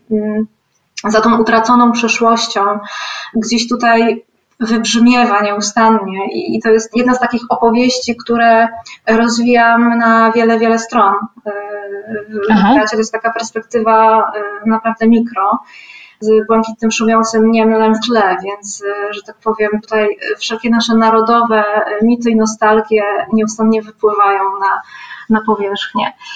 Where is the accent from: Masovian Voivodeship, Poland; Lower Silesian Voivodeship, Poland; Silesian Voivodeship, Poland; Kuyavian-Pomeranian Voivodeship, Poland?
Kuyavian-Pomeranian Voivodeship, Poland; Gąsawa; moved away as an adult; also born or lived in Kraków; Jestem bardzo związana z miejscem, z którym pochodzę, zresztą z Pałucką Gąsawą w powiecie żnińskim